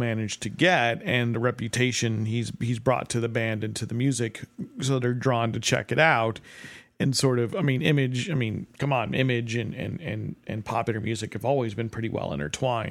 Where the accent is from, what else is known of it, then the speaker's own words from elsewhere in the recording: New Jersey, United States; now in Chicago, United States; I'm from New Jersey. I moved to Chicago.